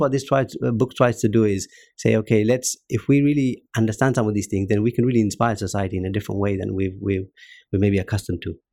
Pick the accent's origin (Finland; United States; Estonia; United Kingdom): United Kingdom; Luton, East of England; grew up in Luton